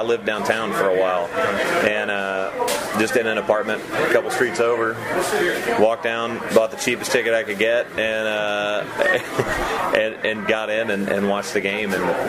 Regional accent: Murfreesboro, Tennessee, United States; also born or lived in Nashville; You know, I'm from Murfreesboro

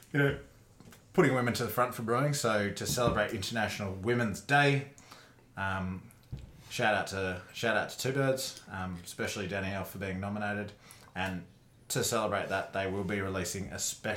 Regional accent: Huon Valley, Tasmania, Australia; I grew up in the Huon Valley.

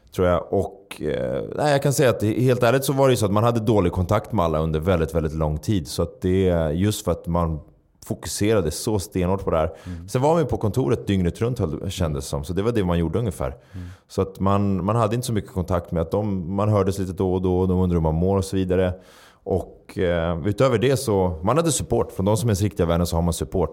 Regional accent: Stockholm, Stockholm County, Sweden; jag uppvuxen i, i, i förorten, en förort i Stockholm

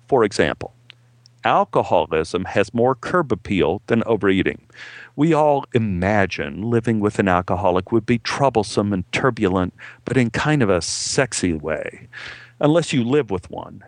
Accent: Dallas, Texas, United States; moved away as an adult; now in Los Angeles, United States; my hometown in Dallas

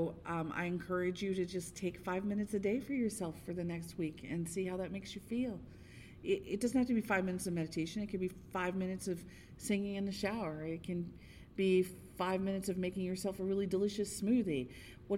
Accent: Florida, United States; moved away; I grew up in Florida

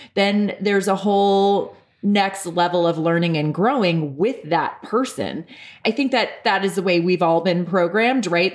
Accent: New York, United States; moved away as an adult; also born or lived in Los Angeles, United States; now in Santa Barbara, United States; I'm an Irish New Yorker living in La La Land

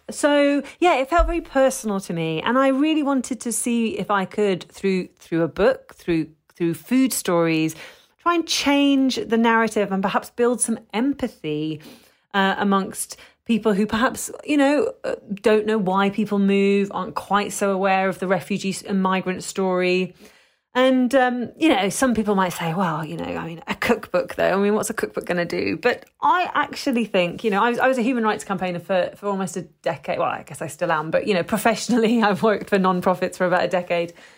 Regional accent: London, United Kingdom; I'm British, you know, I was born in London, but as, as someone who's a second generation

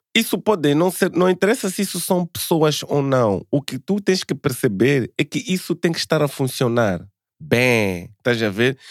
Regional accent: Mozambique; sou moçambicano

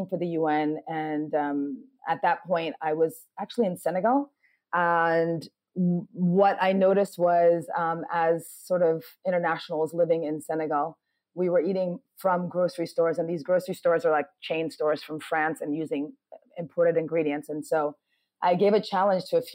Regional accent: New York, United States; born or raised there; also born or lived in Ghana; now in Accra, Ghana

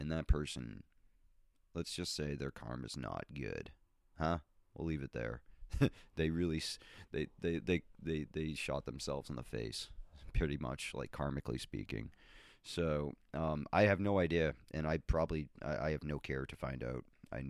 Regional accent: Boston, Massachusetts, United States; also born or lived in Minnesota; But anyways, yes, I'm a Bostonian.

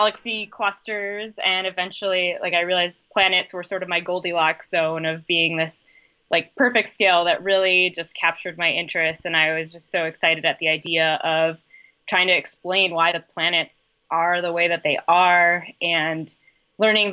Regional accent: Wisconsin, United States; So I grew up in Wisconsin. I was born and bred to be a Wisconsin Badger

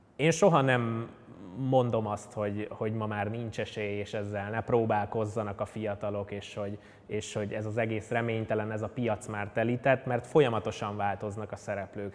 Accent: Budapest, Hungary; 1991. augusztus 11-én születtem a Békás-megyeri lakótelepnek a romantikus gyönyörébe, és ott is töltöttem körülbelül 20 évet édesanyámmal és édesapámmal

